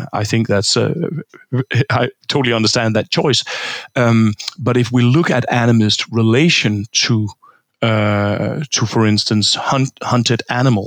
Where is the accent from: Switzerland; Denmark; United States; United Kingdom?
Denmark; I'm from Denmark. I grew up in Denmark. I grew up in a pig farm.